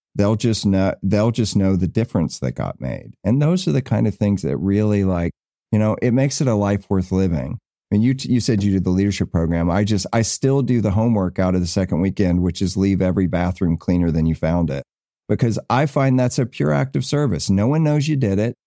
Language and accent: English; the South, United States; moved away; I came from the South